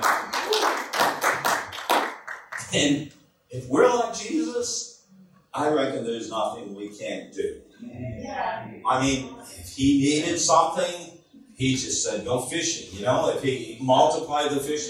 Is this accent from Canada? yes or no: yes; Canada; moved away as an adult; also born or lived in United States; we're from Canada. We lived in the United States for many years